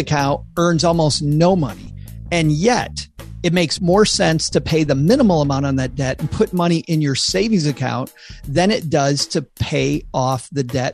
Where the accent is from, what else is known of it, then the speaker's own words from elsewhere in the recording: West Michigan, United States; I grew up in West Michigan